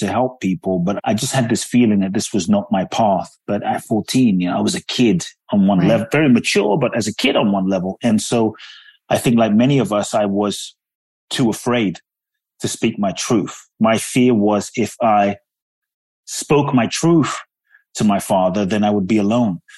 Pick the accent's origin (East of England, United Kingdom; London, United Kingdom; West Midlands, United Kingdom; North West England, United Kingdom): London, United Kingdom; moved away as an adult; also born or lived in Ghana; now in United States; I grew up in London. I live in the U.S. now